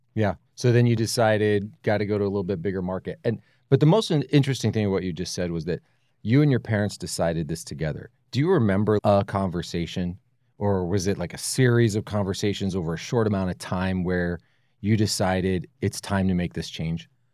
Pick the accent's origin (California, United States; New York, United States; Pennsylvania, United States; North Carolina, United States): Pennsylvania, United States; Allentown; moved away; I grew up in Allentown, Pennsylvania, other side of the country